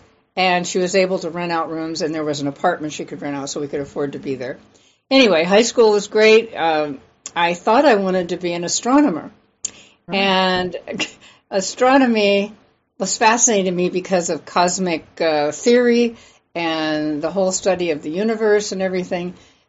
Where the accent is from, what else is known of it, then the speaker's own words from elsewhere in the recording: LeClaire, Iowa, United States; also born or lived in San Francisco, California; I had a lovely childhood in Iowa. I was born in San Francisco, but my mom moved back. That was during the war, and then moved to Iowa. And then my dad and mom built a home out in the country near LeClaire, Iowa, which is along the Mississippi